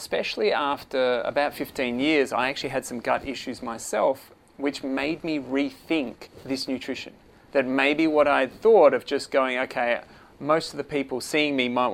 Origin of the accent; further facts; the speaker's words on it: Perth, Western Australia, Australia; accent: Australian; moved away as an adult; now in Phuket, Thailand; the accent will say Australia, born and bred in Perth, Western Australia